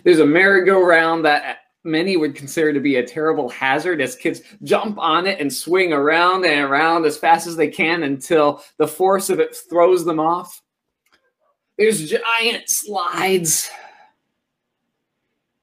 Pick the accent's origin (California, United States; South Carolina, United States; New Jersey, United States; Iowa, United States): Iowa, United States; Oskaloosa; also born or lived in Tennessee; I moved from Tennessee, where I lived for a few years, and then I moved to Oskaloosa, Iowa